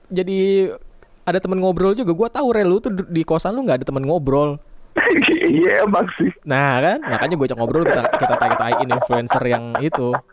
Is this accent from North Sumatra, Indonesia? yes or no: no; Parung, West Java, Indonesia; Gue orang Parung gitu kan.